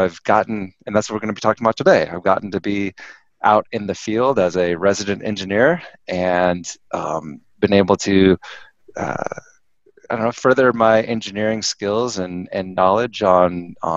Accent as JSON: {"language": "English", "town": "Riverside", "region": "California", "country": "United States", "tie": "born or raised there", "said": "I grew up in Riverside, California. So I'm a California guy."}